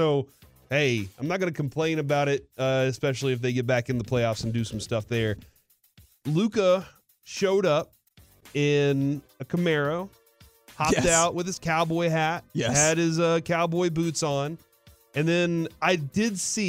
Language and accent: English; Texas, United States; So for y'all, and I did say y'all because I'm Texan.